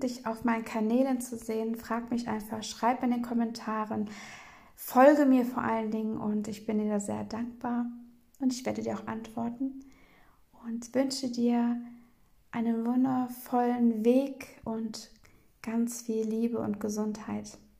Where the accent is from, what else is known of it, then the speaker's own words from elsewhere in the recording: Bremen, Germany; in Bremen bin ich aufgewachsen